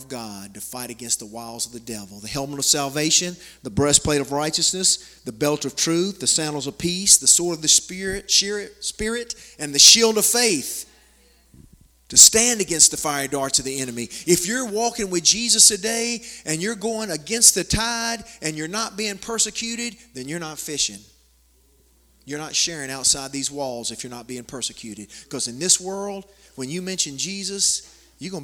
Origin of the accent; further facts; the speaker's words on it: United States; I'm a missionary from the States